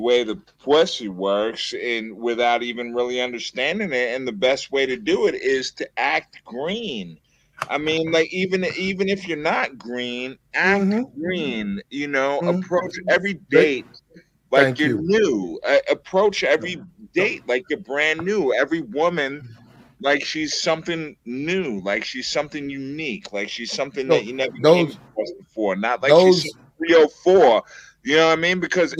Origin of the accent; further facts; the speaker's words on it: New York City, New York, United States; I'm from the Bronx, New York